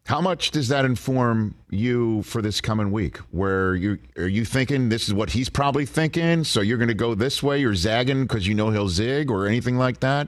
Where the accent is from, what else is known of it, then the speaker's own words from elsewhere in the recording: New York City, New York, United States; accent: New York; moved away; my hometown of Staten Island, New York